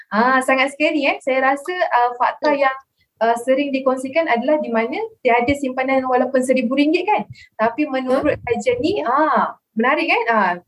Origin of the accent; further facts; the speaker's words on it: Kuala Lumpur, Malaysia; now in Shah Alam, Malaysia; saya asal daripada Kuala Lumpur dan kini menetap di Shah Alam